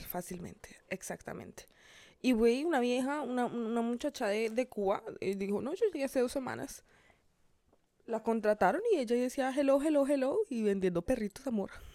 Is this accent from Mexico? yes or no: no; Colombia; now in Miami, United States